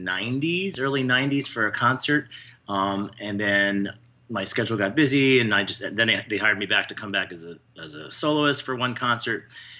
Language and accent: English; Bethlehem, Pennsylvania, United States; Bethlehem, Pennsylvania.